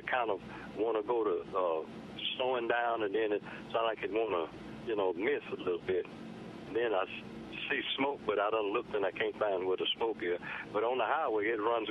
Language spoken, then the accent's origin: English; United States; I'm originally from the Indian country. I born on the Indian reservation on the dirt floor